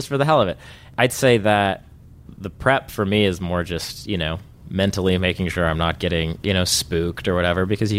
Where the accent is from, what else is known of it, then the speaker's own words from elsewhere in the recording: Laguna Beach, California, United States; I'm from Laguna Beach originally